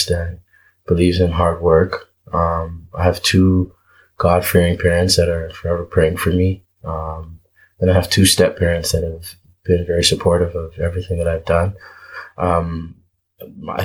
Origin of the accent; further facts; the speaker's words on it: Toronto, Ontario, Canada; also born or lived in Montreal / Manitoba / Cleveland / Minnesota; now in Brampton, Canada; I was born in Montreal, moved to Scarborough when I was about 1.5, 2 years old. I was in Scarborough from ages 2 to 13